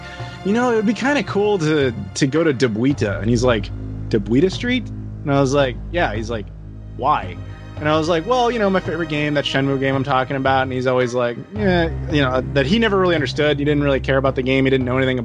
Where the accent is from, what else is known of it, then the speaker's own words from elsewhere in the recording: United States; as an American